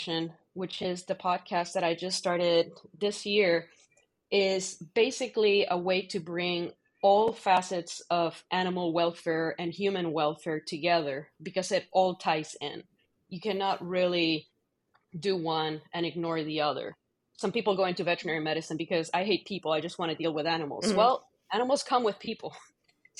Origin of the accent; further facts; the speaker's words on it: Puerto Rico; moved away as an adult; also born or lived in Michigan / Missouri; now in Ohio, United States; I grew up in Puerto Rico